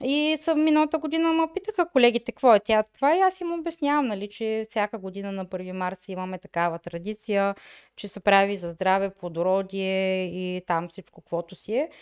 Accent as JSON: {"language": "Bulgarian", "country": "Bulgaria", "moved": "as an adult", "lives_now": "Germany", "said": "аз съм от България"}